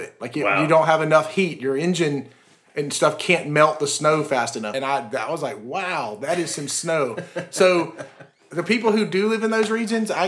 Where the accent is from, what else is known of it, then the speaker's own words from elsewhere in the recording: Atlanta, Georgia, United States; I grew up in Atlanta